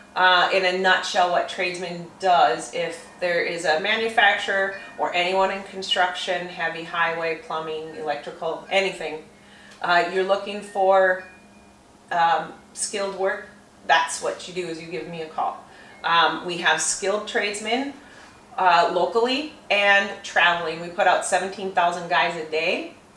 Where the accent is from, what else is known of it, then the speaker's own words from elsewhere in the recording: St. Cloud, Minnesota, United States; I grew up in St. Cloud